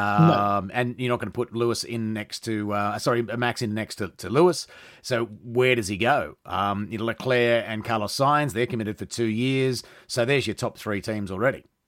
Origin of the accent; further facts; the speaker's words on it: Australia; I'm Australian